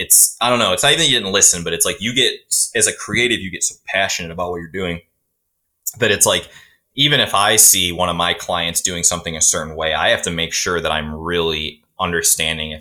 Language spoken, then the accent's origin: English; Cleveland, Ohio, United States; we're both from Cleveland, Ohio area